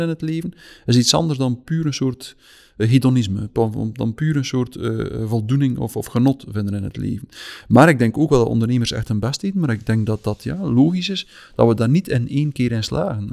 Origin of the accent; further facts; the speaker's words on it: West Flanders, Belgium; moved away as an adult; now in Meigem, Belgium; Wel, ik ben van West-Vlaanderen afkomstig, maar ik ben nu uitgeweken tot vlak over de grens met Oost-Vlaanderen